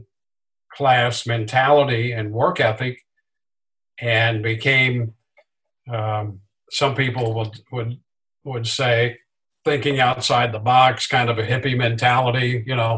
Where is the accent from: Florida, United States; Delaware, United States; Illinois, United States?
Illinois, United States; Southern; I grew up in Southern Illinois, which was great Cardinal territory